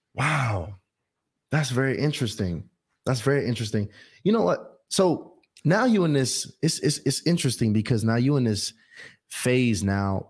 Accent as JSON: {"language": "English", "town": "New York City", "region": "New York", "country": "United States", "tie": "born or raised there", "said": "I was born in Brooklyn"}